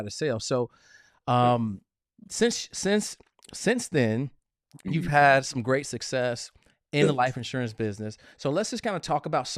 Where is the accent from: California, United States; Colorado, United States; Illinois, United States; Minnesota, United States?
Illinois, United States; Chicago; also a Midwesterner, because I'm from Chicago.